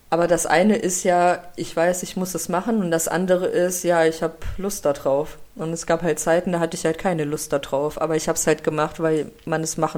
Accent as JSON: {"language": "German", "country": "Russia", "moved": "yes", "lives_now": "Germany", "said": "dass ich ja ähm, nicht hier geboren bin in Deutschland und wir sind ja aus Russland hierher gekommen."}